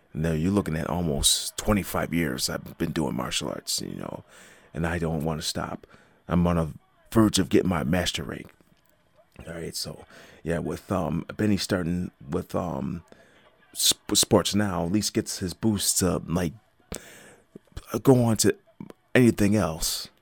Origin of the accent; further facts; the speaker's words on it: Buffalo, New York, United States; my hometown team is making a, has been making an impact this, um, this football season, as, um, the Buffalo Bills